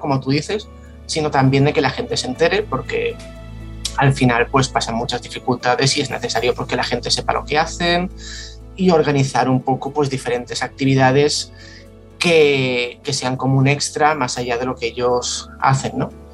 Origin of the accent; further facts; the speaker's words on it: Santa Coloma de Gramenet, Catalonia, Spain; soy de, soy de Santa Coloma de Gramanet